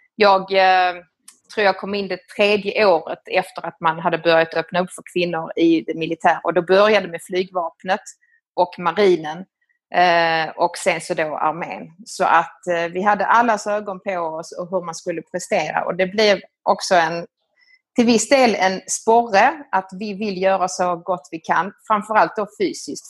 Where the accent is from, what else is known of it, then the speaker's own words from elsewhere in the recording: Skåne, Sweden; moved away as an adult; also born or lived in Italy / Rome, Italy / Lebanon; now in Milan, Italy; Jag kommer ifrån eh, Skåne, eh, nere på Österlen och eh, har vuxit upp där nere i en liten by ute på landet